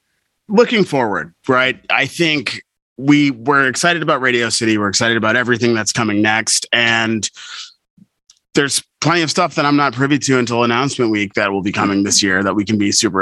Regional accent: Glastonbury, Connecticut, United States; I am from Glastonbury, Connecticut.

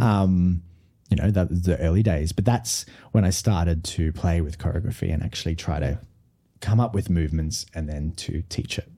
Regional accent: Brisbane, Queensland, Australia; I was from Brisbane

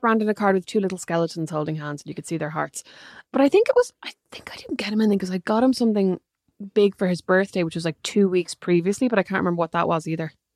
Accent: Dublin, Leinster, Ireland; also born or lived in Galway; I grew up in Dublin

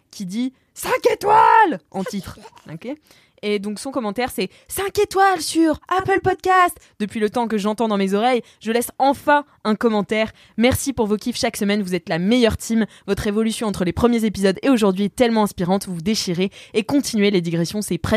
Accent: Corsica, France; Donc, euh, comme on dit chez nous en Corse

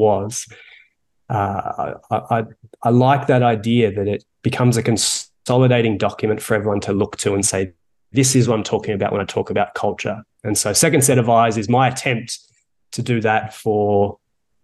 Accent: Melbourne, Victoria, Australia; accent: Australian; moved away as an adult; now in Toronto, Canada; I'm from Melbourne originally. I moved here in 2009

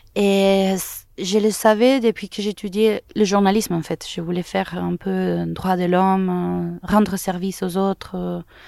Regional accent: Caracas, Capital District, Venezuela; French is a second language; moved away as an adult; also born or lived in Toulouse, France; je suis né au Venezuela, à Caracas. Là, j'ai étudié les arts libéraux à l'université métropolitaine pendant trois ans

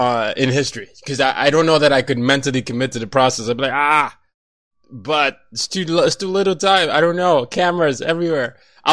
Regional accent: Nigeria; now in United States; Every time I go back to Nigeria, everybody wants to hear my accent because I sound different from the typical Nigerian.

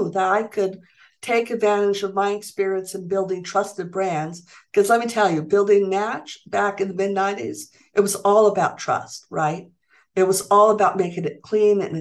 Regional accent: Santa Fe, New Mexico, United States; Santa Fe at the time, which is my hometown.

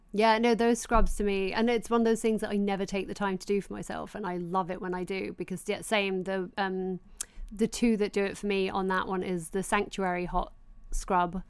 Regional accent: Doncaster, Yorkshire and the Humber, United Kingdom; growing up in Doncaster

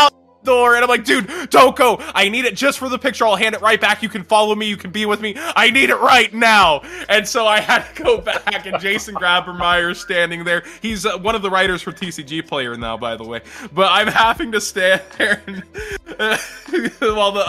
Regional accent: Texas, United States; I'm like Texan

